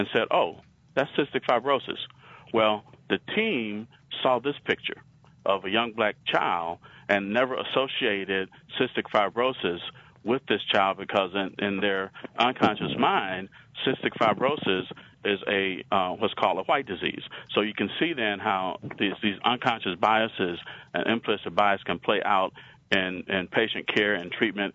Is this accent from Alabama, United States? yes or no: yes; Alabama, United States; accent: southern; I have a southern accent. I'm from Alabama.